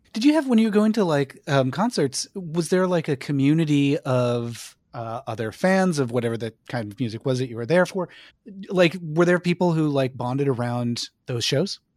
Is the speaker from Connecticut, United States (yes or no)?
yes; Connecticut, United States; growing up in Connecticut